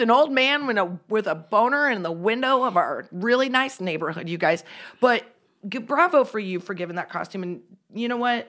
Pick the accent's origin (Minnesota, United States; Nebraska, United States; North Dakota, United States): Nebraska, United States; Central City; when I was growing up in Central City